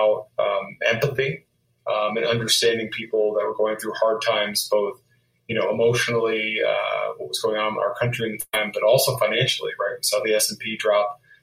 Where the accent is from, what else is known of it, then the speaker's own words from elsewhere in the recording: Canada; moved away as an adult; now in United States; I grew up in Canada, and I immigrated to the United States in my early 20s